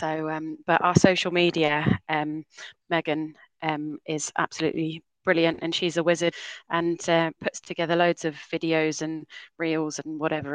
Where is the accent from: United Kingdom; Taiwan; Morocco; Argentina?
United Kingdom; Portsmouth, South East England; moved away as an adult; also born or lived in Hull